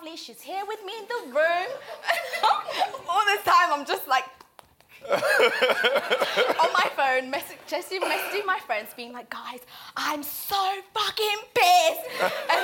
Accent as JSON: {"language": "English", "region": "Zanzibar", "country": "Tanzania", "second_language": "English", "moved": "yes", "lives_now": "England, United Kingdom", "said": "Everywhere else, I'm Zanzibari"}